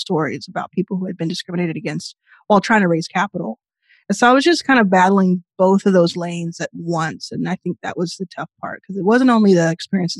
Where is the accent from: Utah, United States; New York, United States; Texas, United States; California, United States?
Texas, United States; Dallas; moved away; also born or lived in Jackson, Mississippi; I was born in Jackson, Mississippi. I very soon after was living in and grew up in Dallas, Texas, and my formative years there